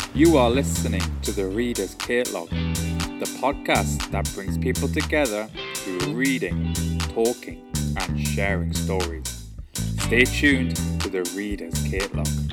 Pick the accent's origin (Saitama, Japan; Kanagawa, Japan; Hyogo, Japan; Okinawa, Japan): Hyogo, Japan; English is a second language; moved away as an adult; also born or lived in London, United Kingdom; now in Tokyo, Japan; I was born in Hyogo near Osaka. I studied interior design in Tokyo, so I moved to Tokyo.